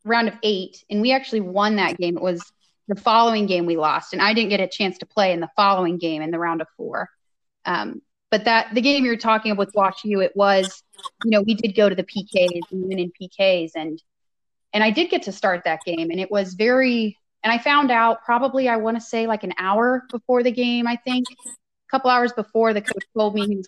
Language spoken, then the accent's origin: English; Ohio, United States; I knew I wanted to stay in Ohio and within a few hours of where my family lived